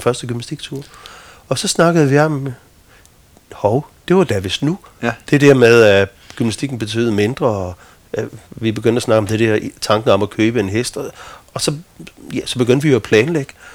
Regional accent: Midtfyn, Southern Denmark, Denmark; jeg stammer fra Midtfyn

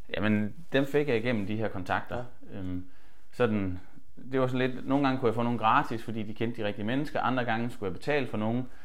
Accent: Holstebro, Central Denmark Region, Denmark; jeg havde startet teater hjemme i Holstebro, hvor jeg kommer fra

